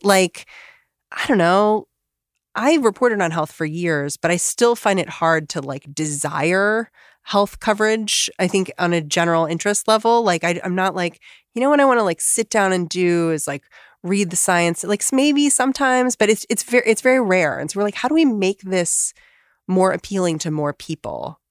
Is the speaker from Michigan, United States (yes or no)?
no; Bethesda, Maryland, United States; I'm in Bethesda. I'm not from D C.